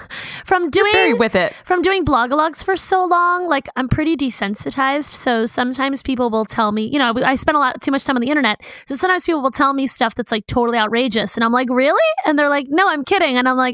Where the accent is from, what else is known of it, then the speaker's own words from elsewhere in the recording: New York, United States; I'm just a New Yorker.